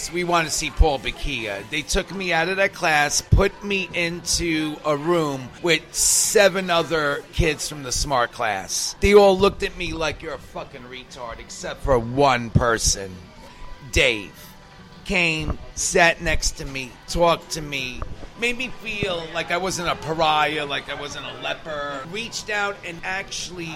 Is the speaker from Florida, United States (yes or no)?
no; New York City, New York, United States; also born or lived in Bronx, New York / Queens, New York; In the third grade, when I moved from the Bronx to Queens